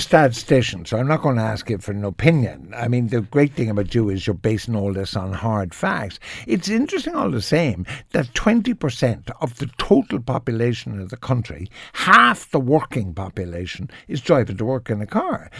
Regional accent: Cork, Munster, Ireland; I'm from Cork, and there used to be a Ford factory. So every second car in Cork was a Ford

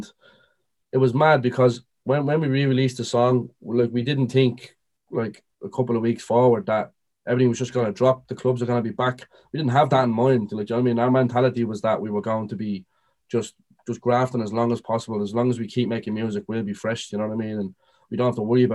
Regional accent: Dublin, Leinster, Ireland; we're both from Dublin. I'm from North Dublin

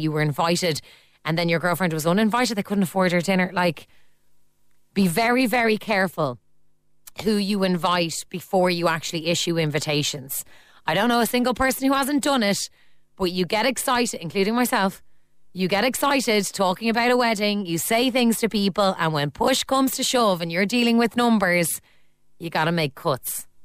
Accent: Ireland; As Irish people

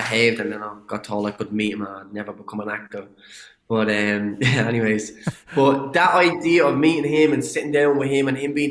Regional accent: Ireland; accent: Irish; I get to use my own accent. Now, I had to tamper the accent a little bit for, you know, to understand, for people to understand me a bit better. But, you know, that identity of being an Irish

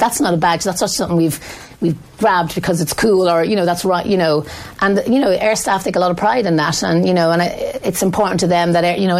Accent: Dublin, Leinster, Ireland; I grew up on Coolock on the north side, and there was no history of going to college in my family.

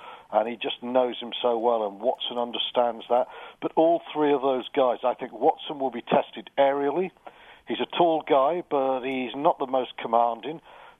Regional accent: England, United Kingdom; As an Englishman

